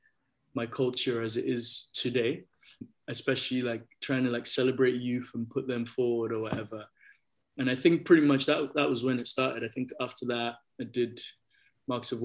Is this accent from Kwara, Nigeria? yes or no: no; Lagos, Nigeria; moved away; also born or lived in London; Being a Lagosian